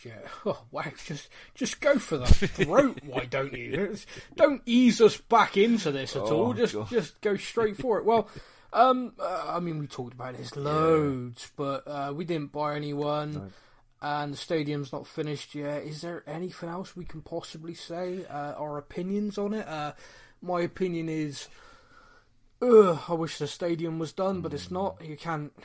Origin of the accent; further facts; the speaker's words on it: Bristol, South West England, United Kingdom; we're both from Bristol